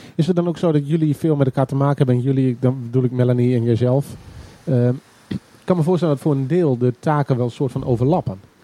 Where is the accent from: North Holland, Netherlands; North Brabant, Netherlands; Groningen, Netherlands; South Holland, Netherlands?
Groningen, Netherlands; Ja, ik ben ook echt een Groninger